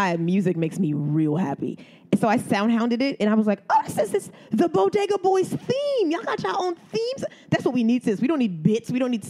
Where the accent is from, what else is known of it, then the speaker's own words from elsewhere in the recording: New York, United States; I have never in my life as a New Yorker walking through the streets of New York